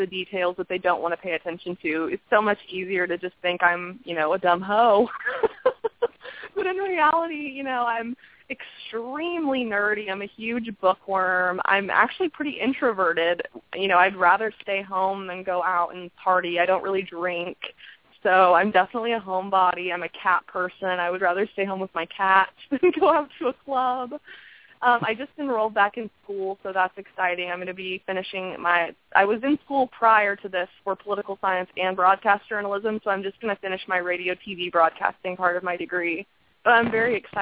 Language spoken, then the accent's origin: English; Illinois, United States; moved away; also born or lived in Indiana; I did grow up in Illinois